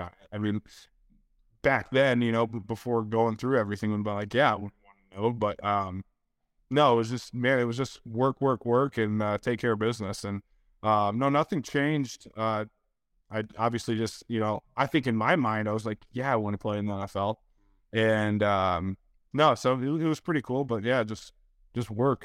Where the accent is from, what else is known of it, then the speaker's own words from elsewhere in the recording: Detroit, Michigan, United States; I'm from Detroit or outside of Detroit